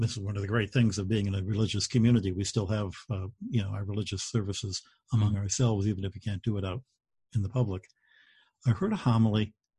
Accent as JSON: {"language": "English", "town": "Detroit", "region": "Michigan", "country": "United States", "tie": "born or raised there", "said": "I grew up in Detroit"}